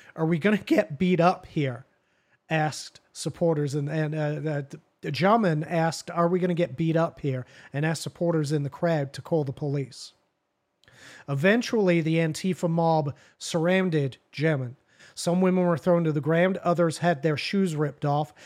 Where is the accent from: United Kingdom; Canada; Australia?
United Kingdom; England; now in United States; I am English, I'm from there, born and raised